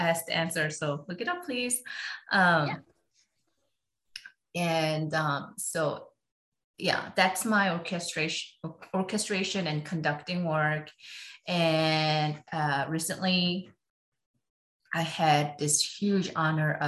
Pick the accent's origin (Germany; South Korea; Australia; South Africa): South Korea; now in United States; I was born and raised in Korea, so it's still in me